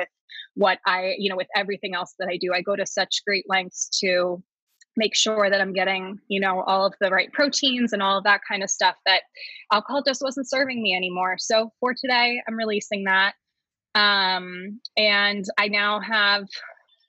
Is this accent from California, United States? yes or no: no; New Jersey, United States; moved away; I'm originally from New Jersey